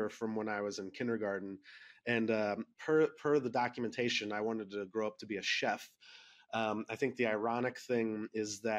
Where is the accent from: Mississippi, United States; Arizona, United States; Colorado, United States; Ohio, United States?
Ohio, United States; Columbus; Born and raised in Columbus